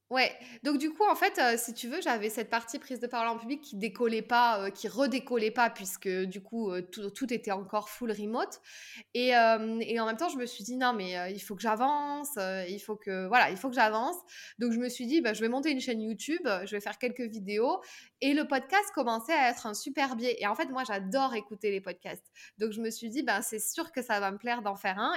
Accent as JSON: {"language": "French", "region": "southern France", "country": "France", "said": "aujourd'hui j'ai 33 ans, je viens du sud de la France"}